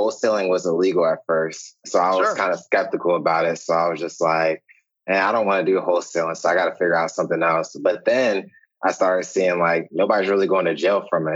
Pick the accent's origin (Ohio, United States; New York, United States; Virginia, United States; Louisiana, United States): Virginia, United States; Winchester; now in Richmond, United States; I'm originally from Winchester, Virginia. Joined the military about 3 years ago. So I'm actually in Richmond, Virginia now